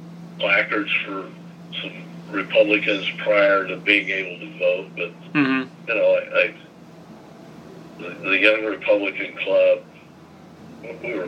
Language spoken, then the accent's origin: English; Portland, Indiana, United States; growing up in Portland.